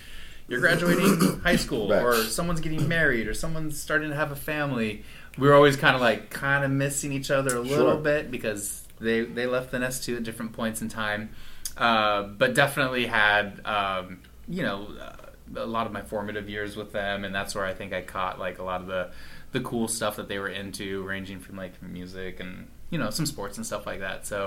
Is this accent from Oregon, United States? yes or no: no; Walla Walla, Washington, United States; moved away as an adult; Walla Walla is my stomping ground